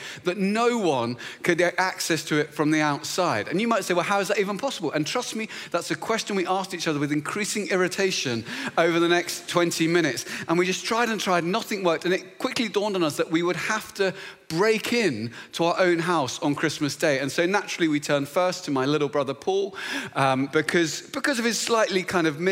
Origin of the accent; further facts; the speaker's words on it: Luton, East of England, United Kingdom; moved away; I was back in my hometown, which is a beautiful little town just north of London called Luton